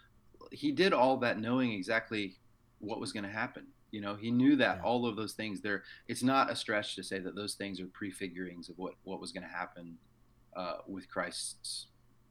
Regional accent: the American South, United States; pastor's kid growing up in the American South

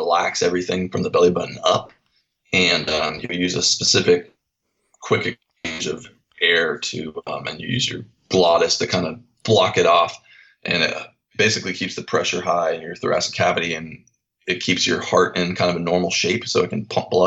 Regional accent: Seattle, Washington, United States; moved away as an adult; growing up in Seattle, right underneath the flight path for, you know, the aircraft

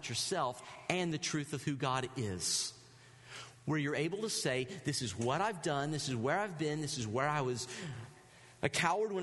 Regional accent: the South, United States; I'm from the South

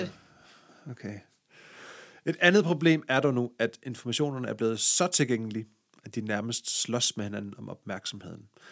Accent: Denmark; accent: Jutlandic; jeg er jo jyde, som man måske kan høre på min, øh, accent.

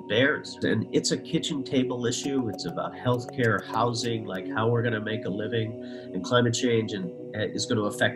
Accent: Newfoundland and Labrador, Canada; now in New England, United States; I was born in Newfoundland, Canada, a little fishing village on the easternmost point of North America. And it was what we think of as just like an idyllic artisanal fishery. I grew up next to a fisherman's co-op.

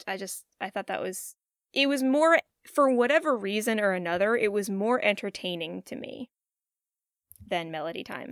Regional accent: West Virginia, United States; growing up in West Virginia

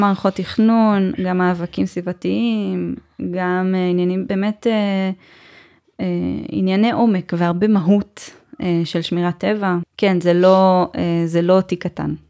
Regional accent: Givat Ye'arim, Jerusalem District, Israel; במקור אני מגבעת יערים, זה באמת הרי ירושלים

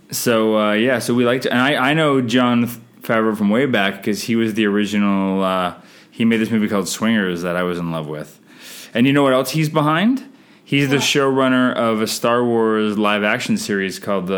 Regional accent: Canada; I'm Canadian filmmaker

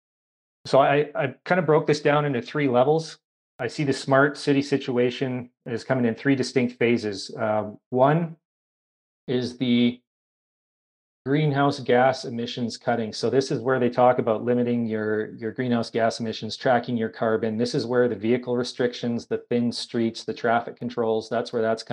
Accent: Kamloops, British Columbia, Canada; moved away as an adult; I'm originally from Kamloops, British Columbia

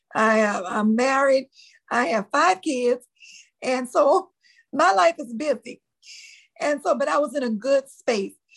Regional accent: New Orleans, Louisiana, United States; accent: Louisiana; I'm born and raised in New Orleans, Louisiana

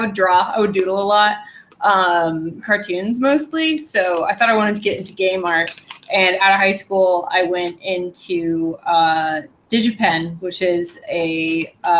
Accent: Redmond, Washington, United States; I grew up in Redmond, Washington

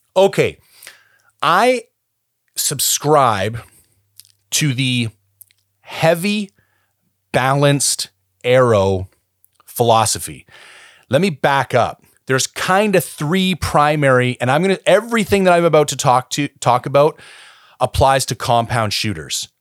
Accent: Canada; also born or lived in British Columbia; as a Canadian citizen

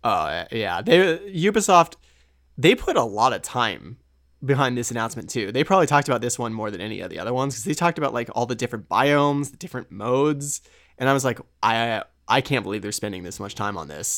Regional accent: United States

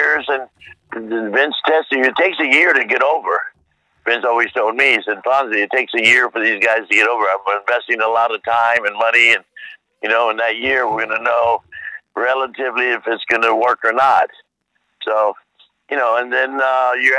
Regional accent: Tampa, Florida, United States; my friends that I grew up with in Tampa, born and raised in Tampa

